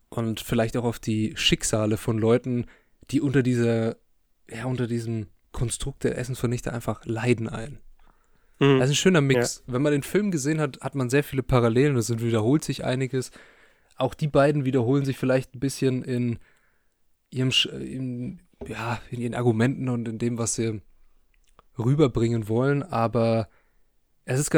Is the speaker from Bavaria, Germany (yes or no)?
yes; Bavaria, Germany; wir kommen aus dem Süden Deutschlands in der Nähe von Nürnberg